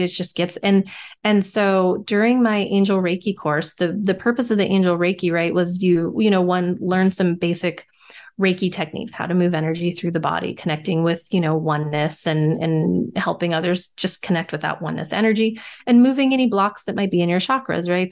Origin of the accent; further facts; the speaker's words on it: Nevada, United States; growing up in Nevada, we always had the casinos